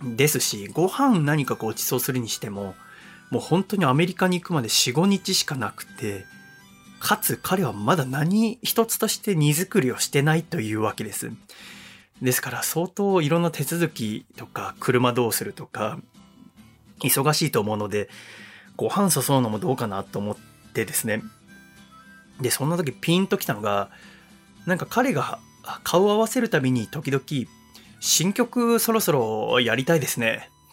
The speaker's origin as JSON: {"language": "Japanese", "town": "Yokohama", "region": "Kanagawa", "country": "Japan", "tie": "born or raised there", "also_born_or_lived": "Sangenjaya, Tokyo", "moved": "as an adult", "said": "当時私はこのラジオは神奈川の横浜の実家で行っていましたので"}